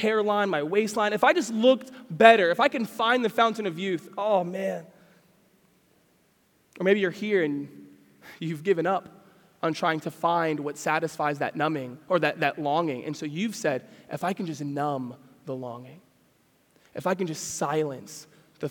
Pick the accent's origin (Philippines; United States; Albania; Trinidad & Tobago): United States; Pennsylvania; I grew up in Pennsylvania, and I remember watching deer run through the woods.